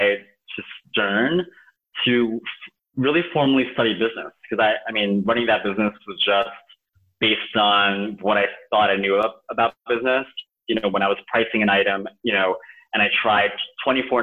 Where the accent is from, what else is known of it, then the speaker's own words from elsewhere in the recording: New York City, New York, United States; also born or lived in Okayama, Japan; I was born and raised in Queens, in New York City